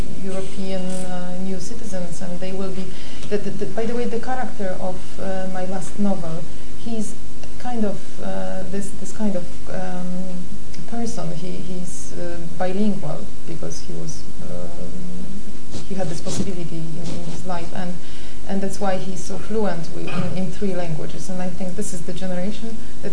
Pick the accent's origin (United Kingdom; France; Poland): Poland; first language Polish; English is a second language; moved away as an adult; I was born in Poland. I spent a lot of years in Poland, and I think this is my mother tongue, and I wasn't bilingual, never